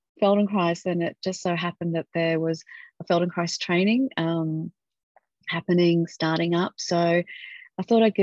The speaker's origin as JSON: {"language": "English", "region": "Western Australia", "country": "Australia", "tie": "born or raised there", "said": "Western Australia. Yeah. Fantastic. In my home state"}